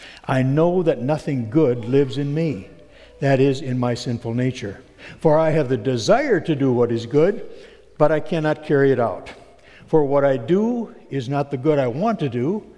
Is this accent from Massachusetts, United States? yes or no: no; Alton, Iowa, United States; now in Sioux Center, United States; I come from Alton originally and have moved to Sioux Center.